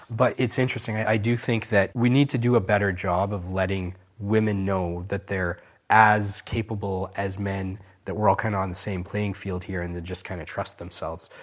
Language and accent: English; Canada; Growing up in Canada